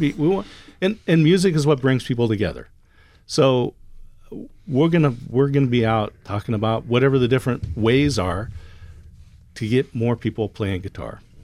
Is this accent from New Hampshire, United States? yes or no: no; Oregon, United States; I'm from Oregon